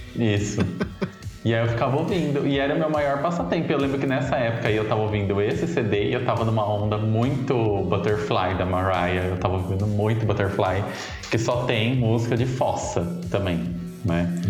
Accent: Descalvado, São Paulo, Brazil; moved away; lá na minha cidade, na, sauda, na saudosa Descalvado

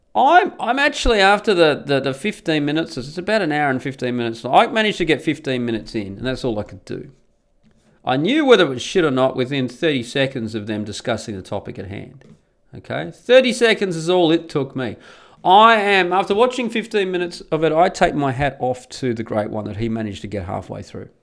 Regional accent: Australia; moved away as an adult; now in Netherlands; I'm Australian and I move to Holland

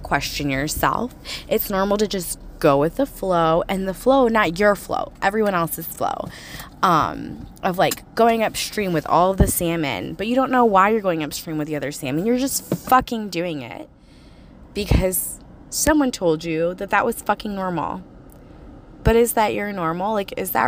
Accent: United States; I grew up in America, good old US

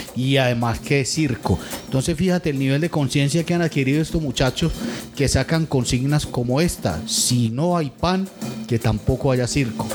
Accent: Antioquia, Colombia; now in Venezuela; en mi tierra, que es Antioquia

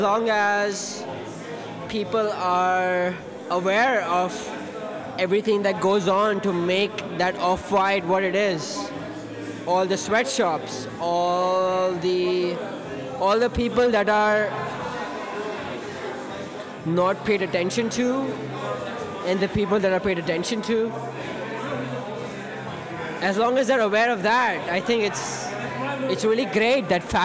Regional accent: India; now in Salem, United States; I am from India.

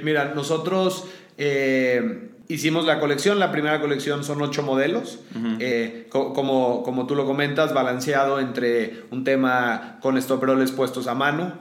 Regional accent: León, Guanajuato, Mexico; soy de León

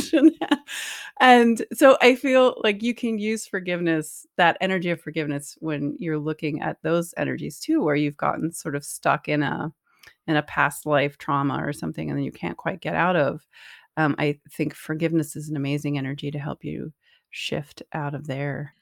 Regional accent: Northeast, United States; growing up in the Northeast

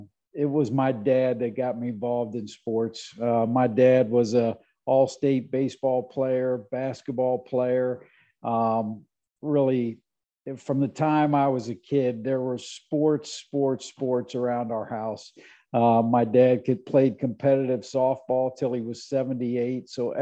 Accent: Cincinnati, Ohio, United States; moved away; also born or lived in Indiana; You know, I grew up in Cincinnati, and if you think about that, I was 10 years old at the time of the Big Red Machine.

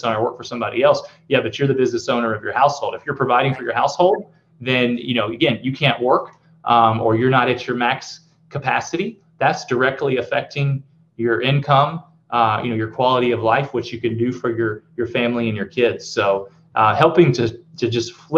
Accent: the South, United States; I'm from the South, so I say amen

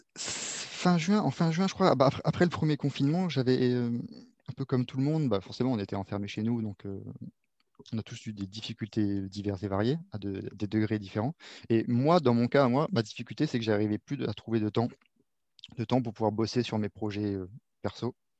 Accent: Réunion; moved away; also born or lived in Paris region, France; j'ai grandi à La Réunion, mais je suis né en région parisienne jusqu'à mes 6 ans, j'y étais

